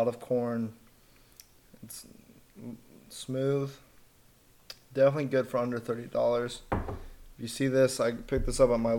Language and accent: English; Colorado, United States; born and raised in Colorado